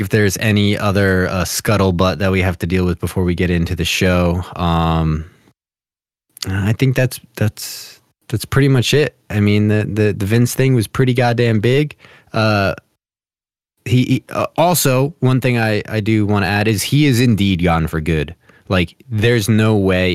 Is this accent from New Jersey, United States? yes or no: yes; New Jersey, United States; I'm from Jersey, like, y, you know, kinda New York City-ish area